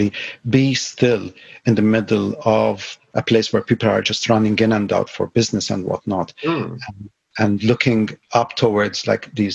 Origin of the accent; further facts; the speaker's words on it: Malta; now in Shetland, United Kingdom; I was born in Malta, yet another island.